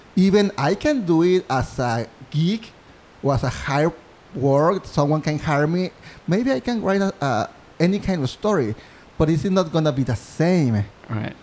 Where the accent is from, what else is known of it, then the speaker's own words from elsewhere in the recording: Mexico; English is a second language; moved away as an adult; now in New York City, United States; I'm from Mexico, I'm a student at NYU